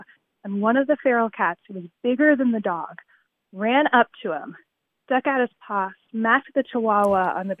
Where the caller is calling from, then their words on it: Indianapolis, Indiana, United States; I'm calling from Indianapolis.